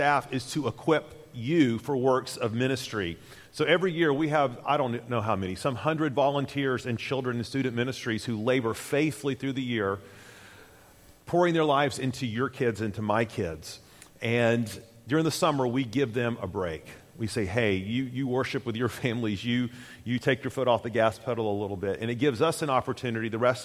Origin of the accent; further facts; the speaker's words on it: Tennessee, United States; moved away as an adult; also born or lived in Jackson, Mississippi; Susan and I hail from Tennessee